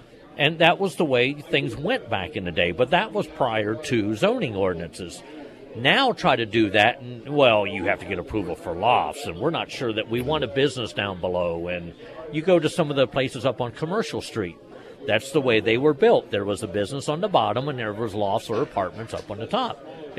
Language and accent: English; Pennsylvania, United States; now in Springfield, United States; the town that I grew up in Pennsylvania